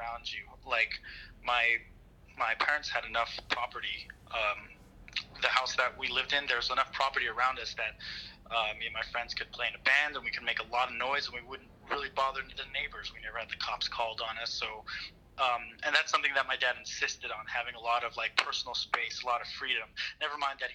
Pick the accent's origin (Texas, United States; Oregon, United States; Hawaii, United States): Hawaii, United States; Waianae; born and raised in Waianae.